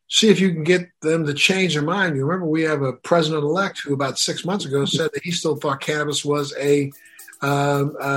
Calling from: Miami, Florida, United States; I'm calling you from, I'm zooming in from Miami, Florida.

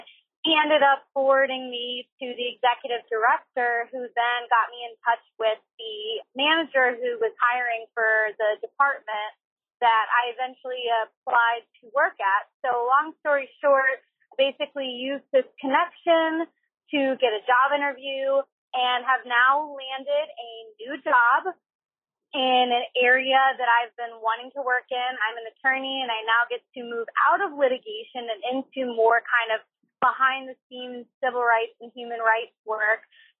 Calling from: Washington, District of Columbia, United States; I'm calling from Washington, D.C.

